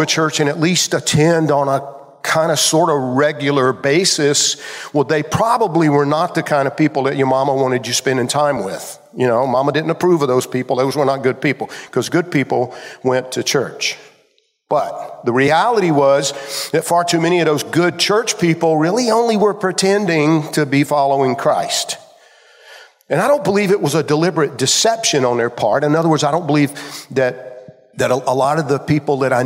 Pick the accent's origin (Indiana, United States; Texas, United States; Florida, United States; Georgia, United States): Georgia, United States; When I was growing up in Georgia as a kid